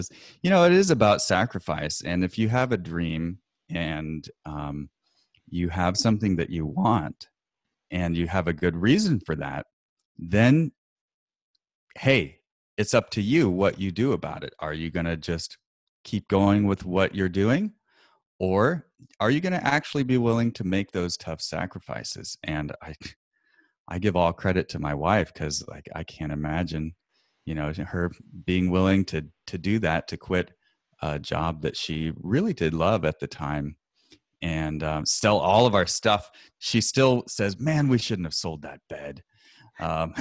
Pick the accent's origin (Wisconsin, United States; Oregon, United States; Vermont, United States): Oregon, United States; Portland; where I'm from Portland, Oregon